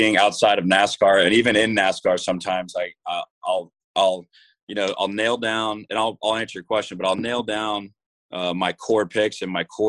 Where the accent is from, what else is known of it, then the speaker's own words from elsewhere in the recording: Jacksonville, Florida, United States; I'm from Jacksonville, Florida.